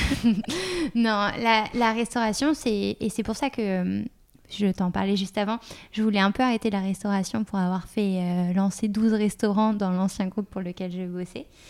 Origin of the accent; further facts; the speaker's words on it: Paris, Île-de-France, France; à Paris, puisque je suis parisienne de base